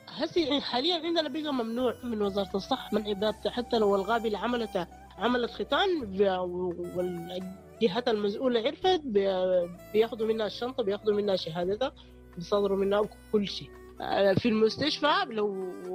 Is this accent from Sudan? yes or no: yes; Sudan; عندنا في السودان